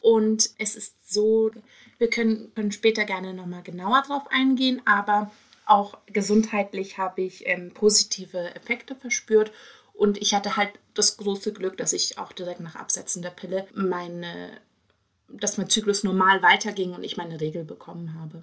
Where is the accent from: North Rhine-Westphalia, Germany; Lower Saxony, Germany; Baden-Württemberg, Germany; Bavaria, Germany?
Baden-Württemberg, Germany; Karlsruhe; now in Berlin, Germany; ursprünglich komme ich aus Karlsruhe